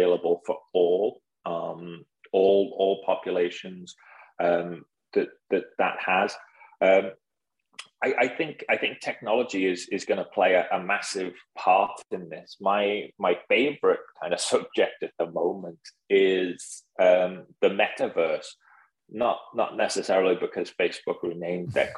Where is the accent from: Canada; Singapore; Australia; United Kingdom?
United Kingdom; now in United States; being a British guy in the US